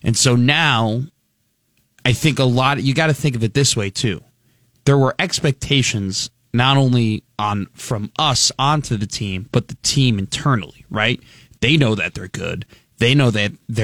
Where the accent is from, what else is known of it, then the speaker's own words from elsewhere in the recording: Skokie, Illinois, United States; I am from Skokie